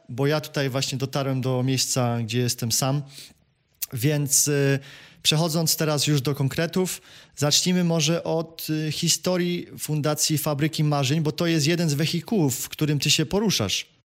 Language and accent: Polish; Kraków, Lesser Poland, Poland; now in United States; Ja sam wychowałem się w patologicznej rodzinie, a później w domu dziecka w Krakowie